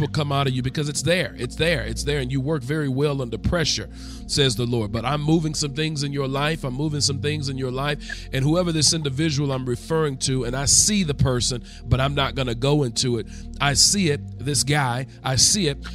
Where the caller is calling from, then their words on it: Rex, Georgia, United States; I'm calling from Rex, Georgia.